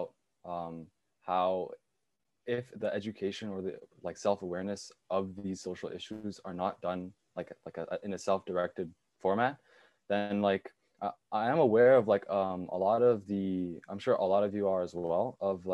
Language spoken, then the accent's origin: English; China; moved away; my home country, China